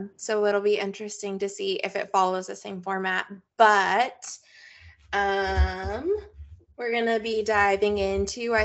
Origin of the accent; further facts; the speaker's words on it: United States; we're very American